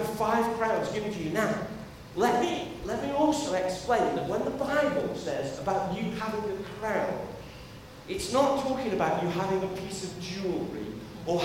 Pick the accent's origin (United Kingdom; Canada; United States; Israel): United Kingdom; as British people